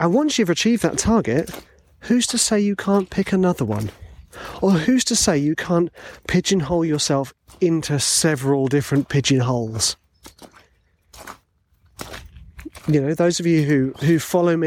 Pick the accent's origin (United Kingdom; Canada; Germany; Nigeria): United Kingdom; England